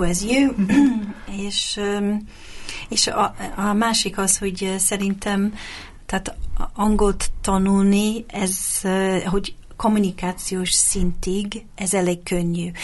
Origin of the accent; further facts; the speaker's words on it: England, United Kingdom; first language English; Hungarian is a second language; moved away as an adult; also born or lived in Hungary; now in Budapest, Hungary; Angliába születtem, ide költöztem több mint 20 évvel ezelőtt